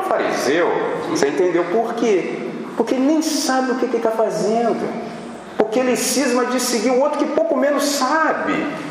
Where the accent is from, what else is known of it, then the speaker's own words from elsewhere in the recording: Brazil; nós somos brasileiros